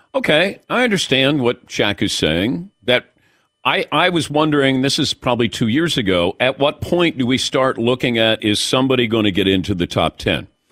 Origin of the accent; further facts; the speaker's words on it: Cincinnati, Ohio, United States; I grew up in Cincinnati.